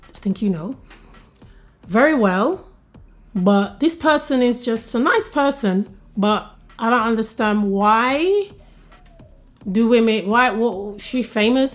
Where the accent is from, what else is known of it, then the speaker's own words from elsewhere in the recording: Jamaica; We are not Trinidadian, we are Jamaicans